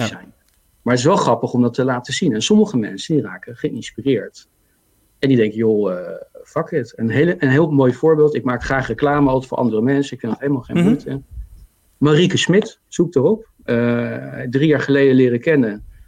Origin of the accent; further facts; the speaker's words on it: The Hague, South Holland, Netherlands; accent: Haags; now in Zoetermeer, Netherlands; ik ben geboren in Den Haag